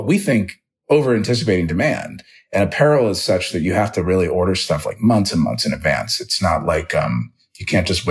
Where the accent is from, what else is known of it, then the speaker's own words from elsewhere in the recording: Dayton, Ohio, United States; moved away as an adult; also born or lived in Los Angeles; I grew up in Dayton, Ohio